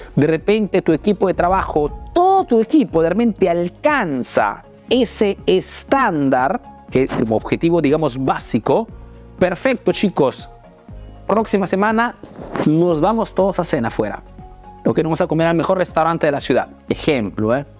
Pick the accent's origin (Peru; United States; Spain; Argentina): Peru; now in Italy